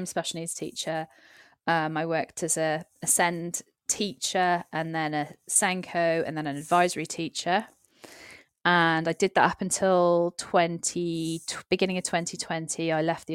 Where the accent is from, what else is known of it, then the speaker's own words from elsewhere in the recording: Cardiff, Wales, United Kingdom; moved away; also born or lived in Gloucestershire; I'm from a big city. I'm from Cardiff.